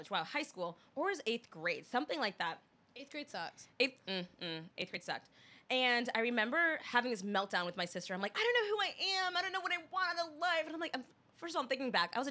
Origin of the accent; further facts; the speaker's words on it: Pennsylvania, United States; born there; also born or lived in Boston; So I was born in Pennsylvania. I lived there for three months